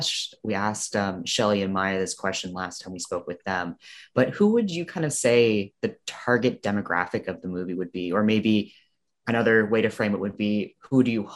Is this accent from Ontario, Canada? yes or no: no; Nova Scotia, Canada; growing up in Nova Scotia